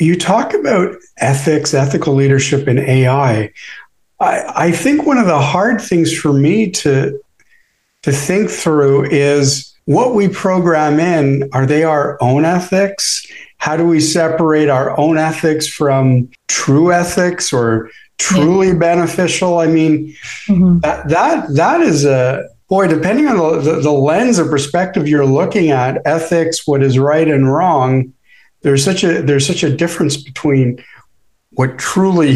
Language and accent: English; Canada; I'm Canadian.